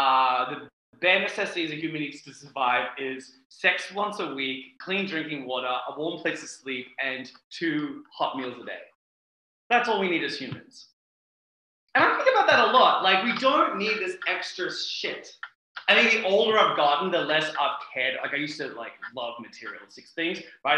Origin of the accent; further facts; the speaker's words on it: Australia; We didn't have like waffles or pancakes growing up in Australia.